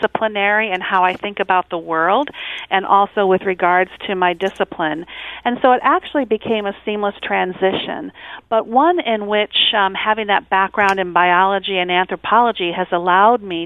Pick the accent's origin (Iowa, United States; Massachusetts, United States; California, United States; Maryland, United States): Iowa, United States; moved away as an adult; also born or lived in Texas / Maine / Ohio; now in St. Louis, United States; I was born and bred in Iowa, and so I am a Midwestern gal at heart.